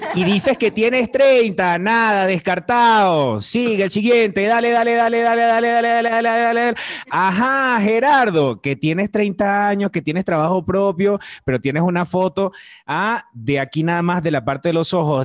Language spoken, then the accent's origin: Spanish; Venezuela; moved away as an adult; now in Mexico; vengo de Venezuela y yo allá tenía trabajo y además yo allá era un actor que la gente conocía